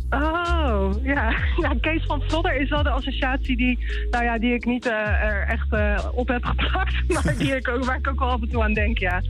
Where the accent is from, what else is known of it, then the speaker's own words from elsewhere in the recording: Rotterdam, South Holland, Netherlands; ik kom uit Rotterdam